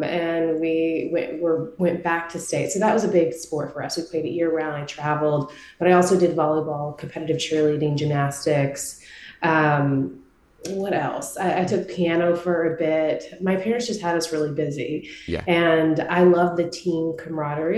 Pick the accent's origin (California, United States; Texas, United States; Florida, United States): Texas, United States; Marshall-Tyler area, East; I grew up in East Texas in a very, very small town, Marshall-Tyler area, about 2 hours from Dallas.